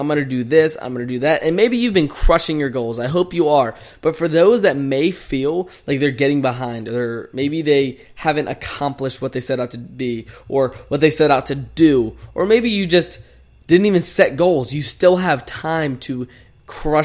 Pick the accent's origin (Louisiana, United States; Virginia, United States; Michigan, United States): Virginia, United States; Chesterfield; moved away as an adult; now in Phoenix, United States; I've been literally in my hometown, Chesterfield, Virginia, for the past 3 weeks.